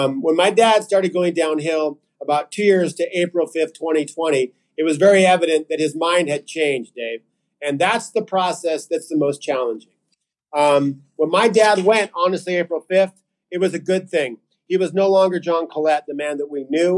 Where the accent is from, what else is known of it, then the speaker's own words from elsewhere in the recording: Reno, Nevada, United States; moved away as an adult; now in Ecuador; we grew up in Reno